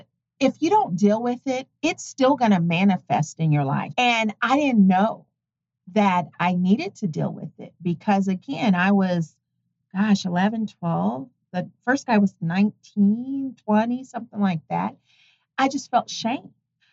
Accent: Tonganoxie, Kansas, United States; Tonganoxie, Kansas.

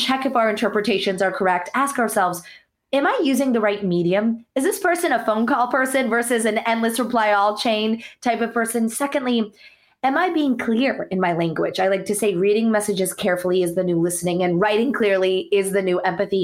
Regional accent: United States; born or raised there; also born or lived in India

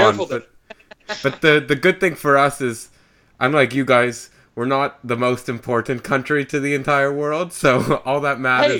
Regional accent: Canada

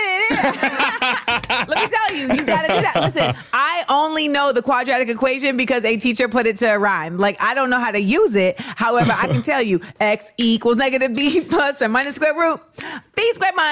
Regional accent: Orlando, Florida, United States; we are from Orlando

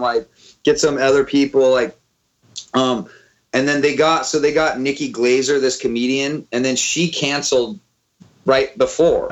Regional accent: Auburn, California, United States; also born or lived in Sacramento, California; now in Oakland, United States; growing up in Auburn, like I realized, like I grew up around a bunch of like sort of redneck

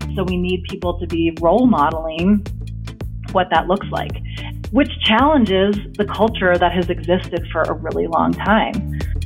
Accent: New Jersey, United States; now in Victor, United States; I grew up in New Jersey

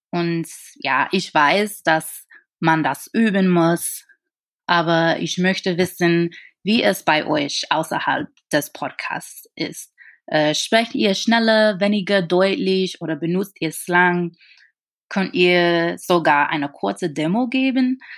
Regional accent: New York, United States; German is a second language; now in Darmstadt, Germany; ich komme aus New York und ich wohne jetzt in Deutschland.

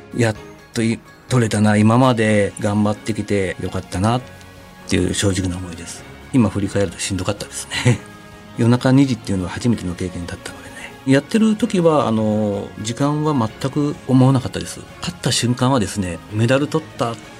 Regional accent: Gifu, Japan; also born or lived in Aichi Prefecture; 地元の岐阜県のスポーツ科学センター

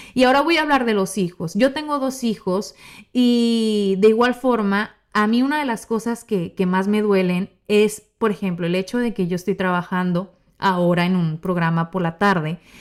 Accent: Mexico; soy mexicana

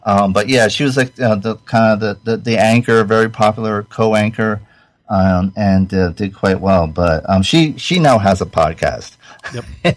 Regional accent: Rhode Island, United States; I grew up in Rhode Island

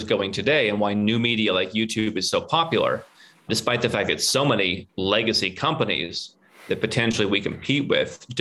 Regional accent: Northern Ohio, United States; moved away as an adult; also born or lived in Cleveland; now in Serbia; We come from a very similar background growing up in Northern Ohio

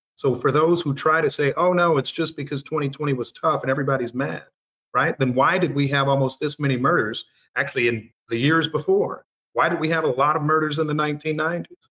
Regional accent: Missouri, United States; my home state of Missouri

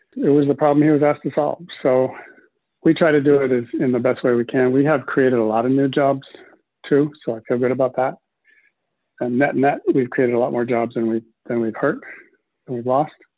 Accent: Minneapolis, Minnesota, United States; I was born and raised in Minneapolis

